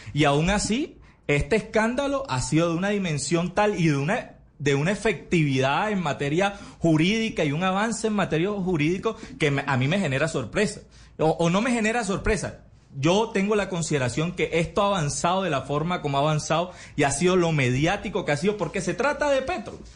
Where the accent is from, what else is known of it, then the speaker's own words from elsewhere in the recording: Barranquilla, Atlántico, Colombia; como barranquillero